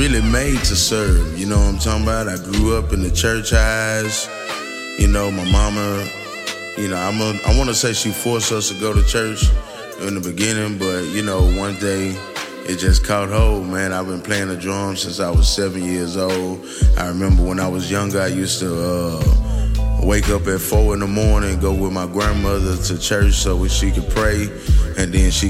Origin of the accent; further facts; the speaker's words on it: Houston, Texas, United States; I'm born and raised in Houston, Texas